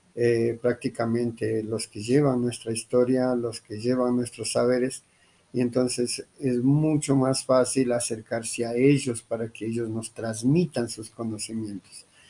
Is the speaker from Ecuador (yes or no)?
yes; Imbabura, Ecuador; now in Colombia; Nosotros como quichuas otavalos, pues eh, sí, somos originarios de Ecuador.